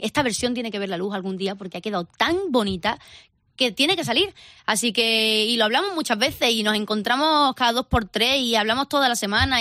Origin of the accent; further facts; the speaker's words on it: Andalusia, Spain; mi casa, bueno, pues somos todos andaluces